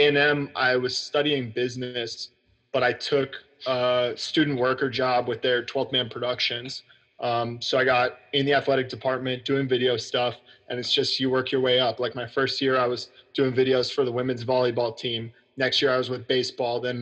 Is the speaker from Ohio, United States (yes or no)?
no; Dallas, Texas, United States; originally from Dallas, which is actually crazy. Like, so now my apartment in Dallas is like 10 minutes from my parents' house where I grew up